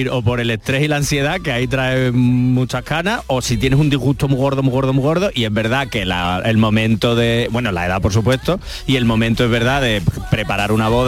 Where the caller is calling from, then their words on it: Seville, Andalusia, Spain; Buenas tardes … de Sevilla Este. yo soy socio del club más grande de Andalucía, del Real Betty Balompié.